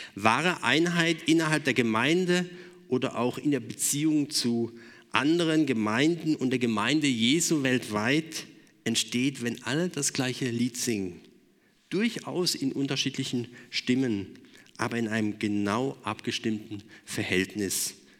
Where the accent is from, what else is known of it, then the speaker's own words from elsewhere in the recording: Germany; wir als Deutsche